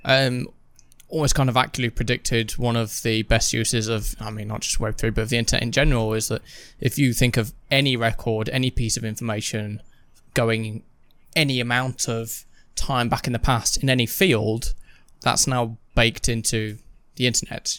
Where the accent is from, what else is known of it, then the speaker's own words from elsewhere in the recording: United Kingdom; we are British